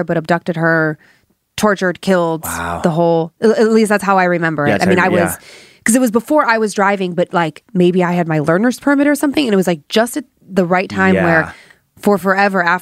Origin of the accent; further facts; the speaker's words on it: Cleveland, Ohio, United States; Growing up in Cleveland